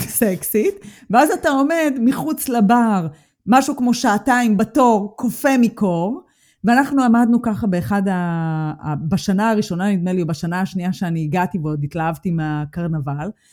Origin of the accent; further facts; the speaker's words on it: Israel; moved away as an adult; now in Germany; אנחנו מגיעות מארץ השמש